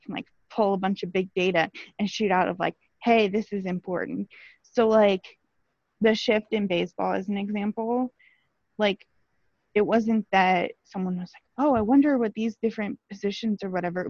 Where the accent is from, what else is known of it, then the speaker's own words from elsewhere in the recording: Omaha, Nebraska, United States; I'm from the Omaha area